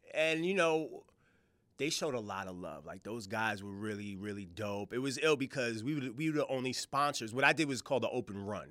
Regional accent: New York, United States; I'm from New York

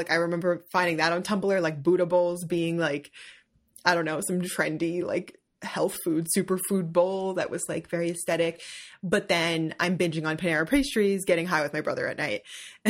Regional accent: New Jersey, United States; Like I grew up in Jersey.

